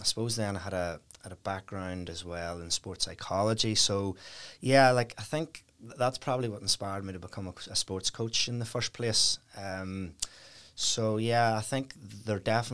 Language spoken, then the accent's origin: English; Dundrum, Northern Ireland, United Kingdom; I grew up in Dundrum, County Down, really happy childhood